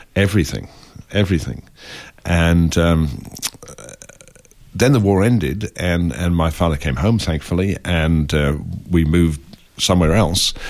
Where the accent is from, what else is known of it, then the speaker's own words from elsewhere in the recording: England, United Kingdom; I grew up in England